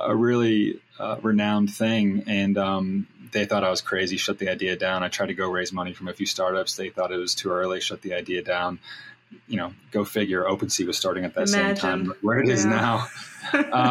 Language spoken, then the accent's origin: English; North Carolina, United States; also born or lived in California; I grew up in California and then was raised in North Carolina. So I'm a bi-coastal kid